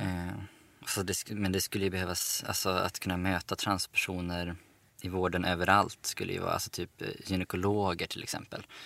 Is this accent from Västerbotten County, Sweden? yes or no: yes; Umeå, Västerbotten County, Sweden; now in Stockholm, Sweden; Sen har jag, flyttade jag till Stockholm också. Jag är från Umeå egentligen